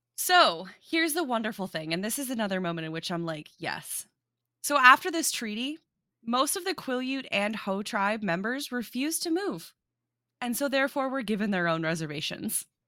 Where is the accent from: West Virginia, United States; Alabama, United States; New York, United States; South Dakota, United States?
South Dakota, United States; I grew up in South Dakota